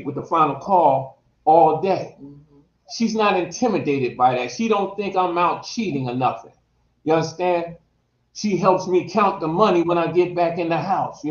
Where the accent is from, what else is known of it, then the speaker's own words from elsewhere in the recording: New Jersey, United States; We're from New Jersey